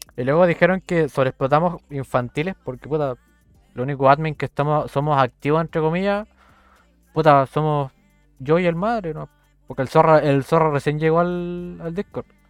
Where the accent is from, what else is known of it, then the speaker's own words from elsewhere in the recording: Puerto Montt, Los Lagos, Chile; Yo soy de Puerto Montt